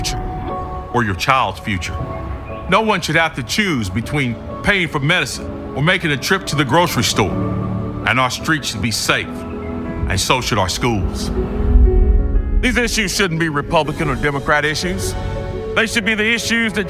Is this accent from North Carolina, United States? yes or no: yes; Greensboro, North Carolina, United States; I grew up poor here in Greensboro, the ninth of 10 children